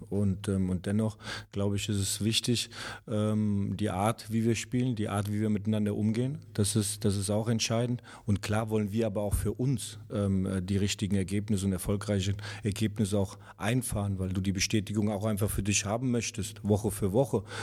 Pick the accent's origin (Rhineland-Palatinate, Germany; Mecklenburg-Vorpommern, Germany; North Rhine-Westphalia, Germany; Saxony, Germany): Rhineland-Palatinate, Germany; Mainz; Also ich bin äh, in Mainz geboren, Mainz aufgewachsen